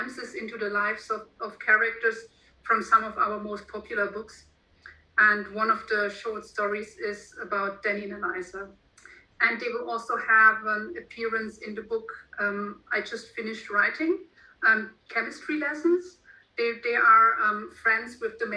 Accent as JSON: {"language": "English", "country": "Germany", "first_language": "German", "second_language": "English"}